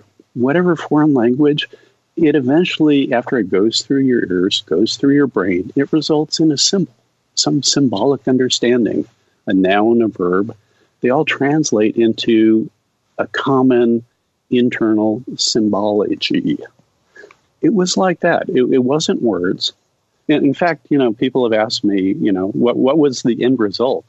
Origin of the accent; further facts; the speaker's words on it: United States; that summer in Brazil, as an American alone, immersed in a foreign culture